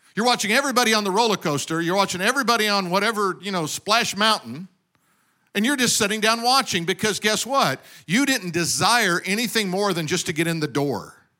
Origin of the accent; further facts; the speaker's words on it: Denver, Colorado, United States; now in California, United States; I was born in Denver, grew up in snow.